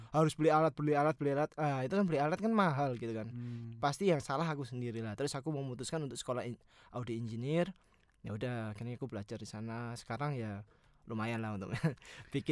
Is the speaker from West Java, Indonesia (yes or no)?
no; Surabaya, East Java, Indonesia; now in Jakarta, Indonesia; aku merantau, merantau dari Surabaya ke Jakarta